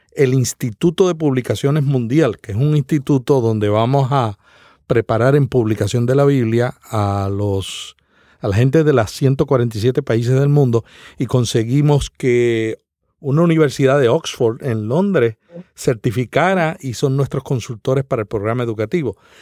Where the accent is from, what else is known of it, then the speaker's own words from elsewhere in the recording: Santa Isabel, Puerto Rico; el pueblo donde yo nací